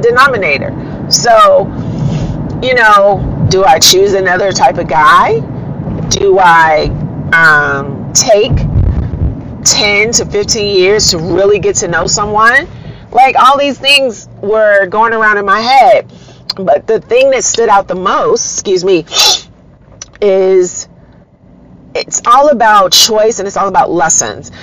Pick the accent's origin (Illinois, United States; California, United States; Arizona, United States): Illinois, United States; Chicago; I am a very proud Black American, born and raised in Chicago